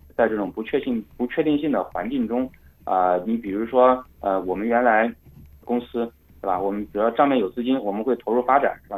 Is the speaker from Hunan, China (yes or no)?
yes; Hunan, China; 因为湖南米粉是我家乡的食物啊